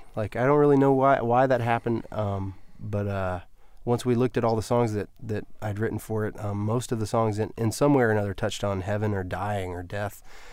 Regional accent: Florida, United States; also born or lived in Illinois; now in Nashville, United States; I've lived in Nashville here for 8 years or so, and I grew up in Florida and I was born in Illinois

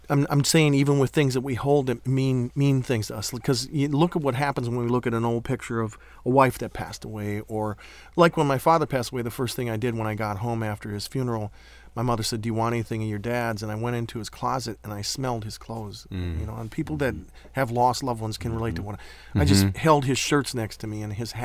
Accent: Wisconsin, United States; I grew up in Wisconsin and went to art school in Milwaukee

